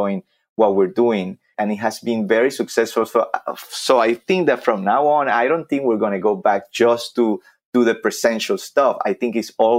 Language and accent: English; Vega Baja, Puerto Rico; English is a second language; moved away as an adult; When I was in third grade back in my homeland, Vega Baja, Puerto Rico, my hometown